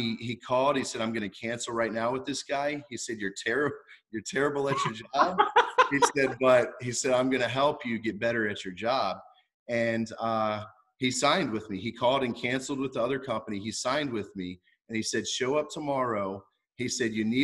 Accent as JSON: {"language": "English", "region": "Virginia", "country": "United States", "tie": "born or raised there", "also_born_or_lived": "Cocoa Beach, Florida / New Jersey", "moved": "yes", "lives_now": "Florida, United States", "said": "growing up in Virginia my whole life"}